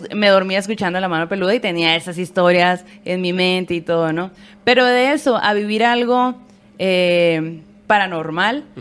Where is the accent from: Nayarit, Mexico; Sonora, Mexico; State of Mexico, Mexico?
Sonora, Mexico; Hermosillo; now in Mexico City, Mexico; somos sonorenses, hermosillenses y aquí